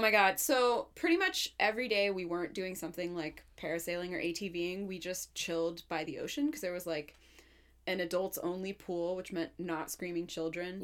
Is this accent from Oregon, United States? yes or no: yes; Portland, Oregon, United States; I grew up in Portland.